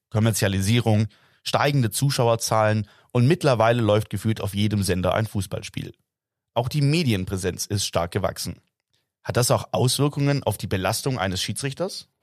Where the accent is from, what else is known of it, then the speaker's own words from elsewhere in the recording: Stuttgart, Baden-Württemberg, Germany; als gebürtiger Stuttgarter und jahrelanger Kicker beim SV